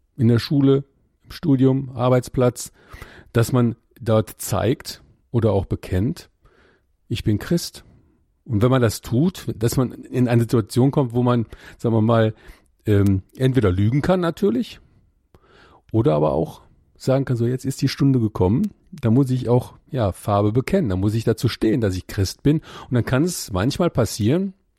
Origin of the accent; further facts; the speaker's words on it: Ruhr area, North Rhine-Westphalia, Germany; ich komme aus dem Ruhrgebiet